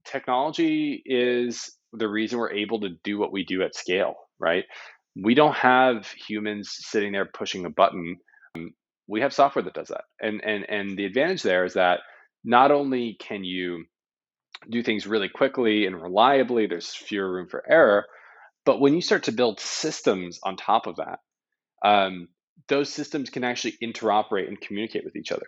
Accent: Canada; I'm Canadian

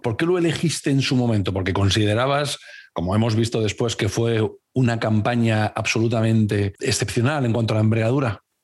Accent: Cáceres, Extremadura, Spain; now in Valladolid, Spain; vivo en Valladolid, pero soy de Cáceres

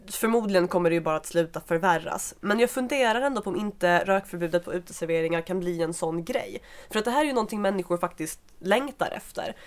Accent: Skåne, Sweden; now in Stockholm, Sweden; där jag kommer ifrån i Skåne.

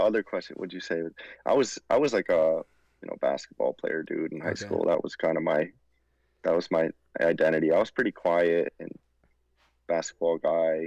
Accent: Rhode Island, United States; we're both from Rhode Island

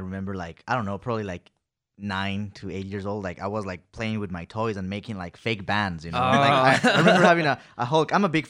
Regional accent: Ecuador; English is a second language; moved away as an adult; now in Pasadena, United States; I'm from Ecuador, man. That's a country in South America

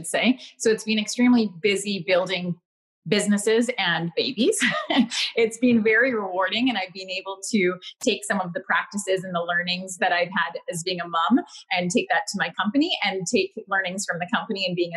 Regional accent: Winnipeg, Manitoba, Canada; moved away as an adult; now in Victoria, Canada; I'm born and raised in Winnipeg, Manitoba. I'm out in Victoria, British Columbia now.

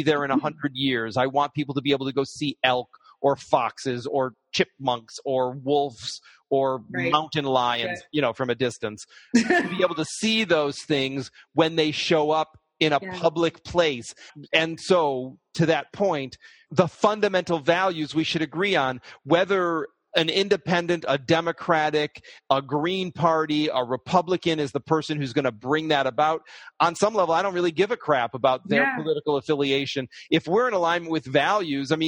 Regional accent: Detroit, Michigan, United States; now in New York, United States; I grew up in Detroit

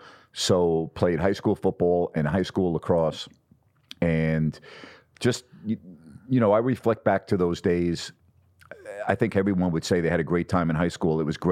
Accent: Syosset, New York, United States; growing up outside of New York, and we lived really in an area where you wouldn't know New York City was anywhere near there.

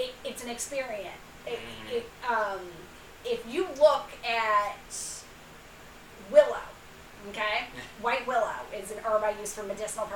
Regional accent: Louisiana, United States; moved away; I am originally from the Gulf Coast. I'm originally from Louisiana

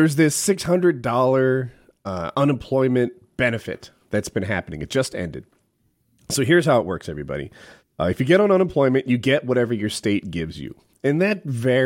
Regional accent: England, United Kingdom; As an Englishman

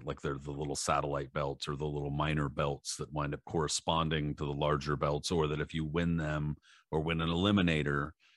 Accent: San Diego, California, United States; I'm from San Diego

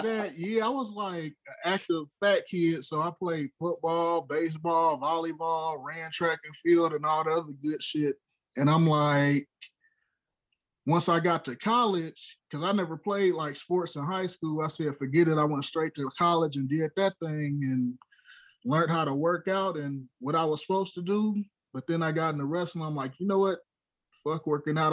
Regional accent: Los Angeles, California, United States; I'm from South Central

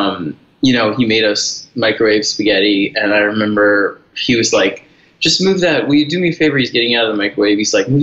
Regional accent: New York City, New York, United States; I grew up in New York City in the Lower East Side

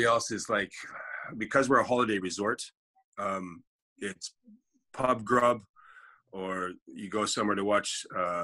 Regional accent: Canada; moved away as an adult; also born or lived in London, England; now in Canary Islands, Spain; I'm Canadian by birth. My entire family is English, so I hold a British passport

